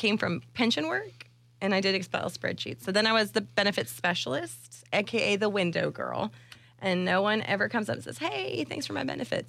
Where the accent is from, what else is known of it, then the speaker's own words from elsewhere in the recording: Ohio, United States; accent: nasally rednecky hybrid; I have a very weird accent. It comes Ohio. Up a lot.